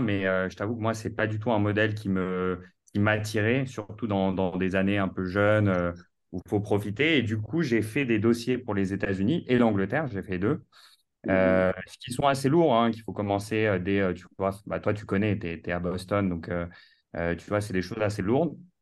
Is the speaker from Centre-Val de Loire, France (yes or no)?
no; Paris, Île-de-France, France; also born or lived in New York, United States; j'ai grandi à Paris euh, toute ma vie, dans la plus belle ville du monde